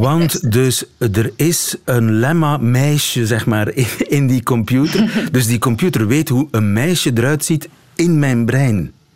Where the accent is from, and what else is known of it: Flanders, Belgium